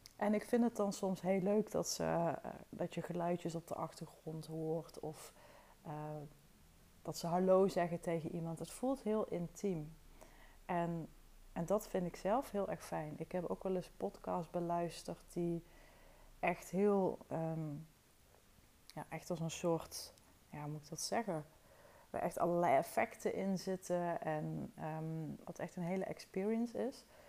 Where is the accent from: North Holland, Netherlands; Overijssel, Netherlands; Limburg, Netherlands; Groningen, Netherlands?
Limburg, Netherlands; Wessem; Ik ben opgegroeid in het dorpje Wessem. Dat is echt een paar kilometer van Toorn vandaan